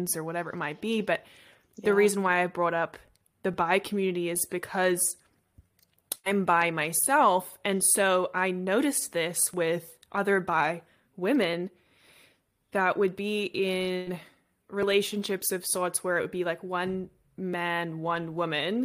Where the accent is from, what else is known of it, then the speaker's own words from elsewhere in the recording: Sydney, New South Wales, Australia; now in Los Angeles, United States; I am from Sydney in Australia